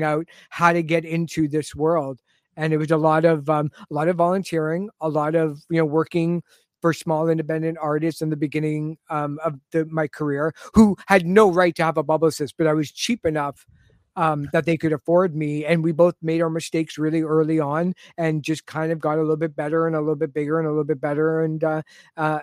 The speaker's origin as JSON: {"language": "English", "town": "Toronto", "region": "Ontario", "country": "Canada", "tie": "born or raised there", "lives_now": "Richmond Hill, Canada", "said": "I grew up in the Jane and Finch area. Mm-hmm. And then moved to Richmond Hill, where I live now"}